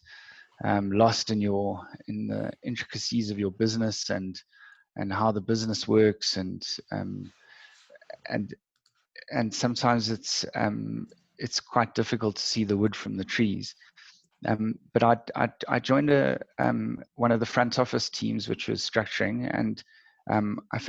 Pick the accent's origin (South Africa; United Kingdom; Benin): South Africa; Cape Town, Western Cape; I grew up in Cape Town and was schooled there.